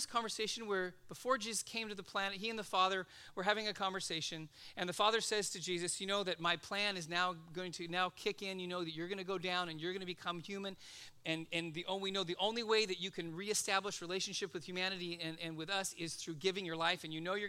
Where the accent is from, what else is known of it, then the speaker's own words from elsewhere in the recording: Los Angeles, California, United States; I grew up in Van Nuys